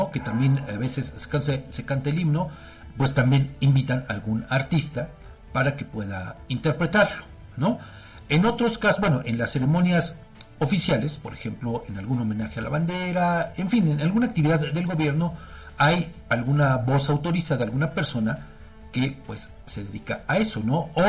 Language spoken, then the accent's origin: Spanish; Mexico; porque como mexicanos, pues creo que todos tendríamos que sabernos, eh, no quizá el himno completo